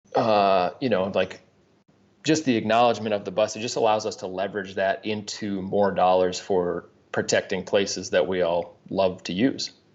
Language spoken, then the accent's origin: English; Sioux Falls, South Dakota, United States; also born or lived in Aberdeen, South Dakota; Grew up in South Dakota, uh, was born in Aberdeen, and then, uh, grew up in Sioux Falls